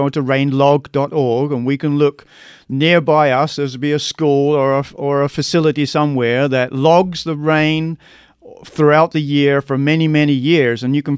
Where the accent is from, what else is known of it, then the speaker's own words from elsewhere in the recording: London, United Kingdom; now in Arizona, United States; No, I'm from London, England. But that was back in 81, so I've kind of mellowed a bit.